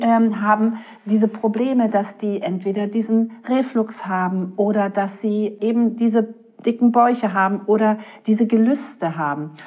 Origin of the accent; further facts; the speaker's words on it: Berlin, Germany; ich bin ein Berliner Junkfood-Mädchen mit Currywurst und Pommes